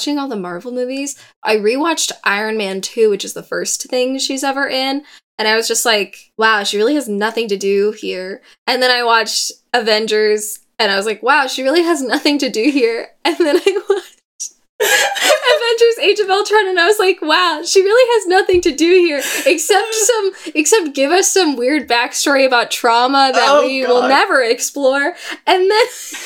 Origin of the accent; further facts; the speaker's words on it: San Diego, California, United States; we're from San Diego